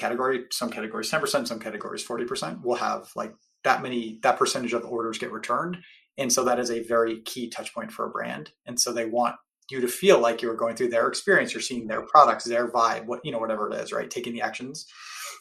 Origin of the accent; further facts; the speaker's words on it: Cleveland, Ohio, United States; now in San Francisco Bay Area, United States; based in the Bay Area, though I grew up in Cleveland, Ohio